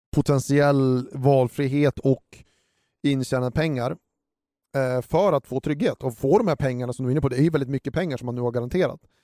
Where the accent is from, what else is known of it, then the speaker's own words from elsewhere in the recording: Sweden; oss som svenskar